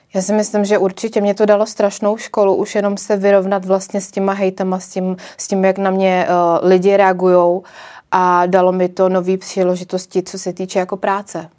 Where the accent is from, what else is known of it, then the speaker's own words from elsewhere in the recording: Czechia; já si přijdu spíš víc jako Češka